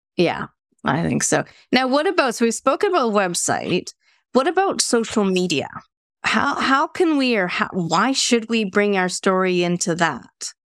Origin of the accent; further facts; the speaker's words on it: Canada; now in North West England, United Kingdom; I'm Canadian living in the UK